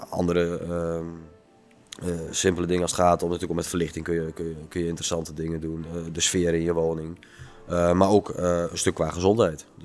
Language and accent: Dutch; Netherlands; We, zijn als Nederlanders heel erg gewend om met de rug naar het water te staan, het water buiten te houden.